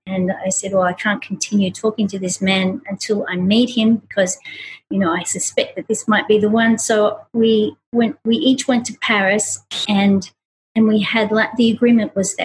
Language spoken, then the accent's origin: English; Australia; moved away; I grew up in Australia